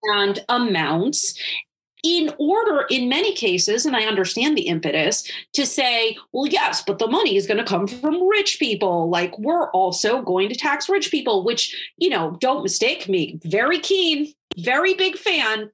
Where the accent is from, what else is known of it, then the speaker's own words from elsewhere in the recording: Wisconsin, United States; my home state of Wisconsin